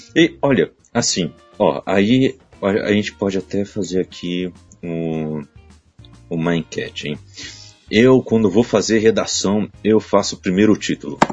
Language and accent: Portuguese; Brazil; eu sou brasileiro